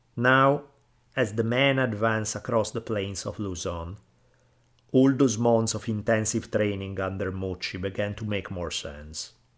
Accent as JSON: {"language": "English", "country": "Italy", "tie": "born or raised there", "moved": "yes", "lives_now": "United States", "said": "where I grew up in Italy"}